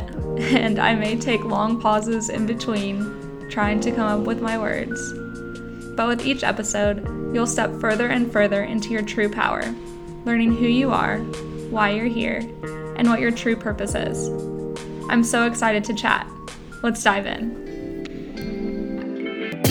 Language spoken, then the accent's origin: English; Cape Girardeau, Missouri, United States; my hometown of Cape Girardeau, Missouri